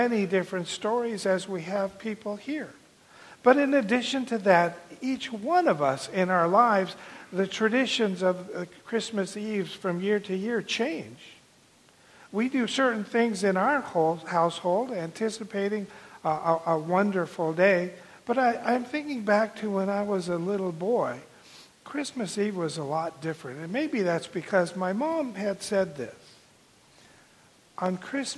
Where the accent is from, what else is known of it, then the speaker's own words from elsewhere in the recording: Southern California, United States; moved away as an adult; now in Arizona, United States; I grew up in Southern California and then have lived all of my adult life in Arizona.